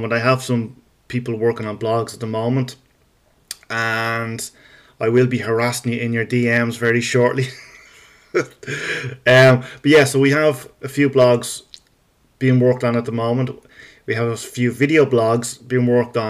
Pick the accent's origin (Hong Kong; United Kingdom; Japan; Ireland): Ireland; Dublin, Leinster; I am Irish, in case you haven't noticed. And I am from Dublin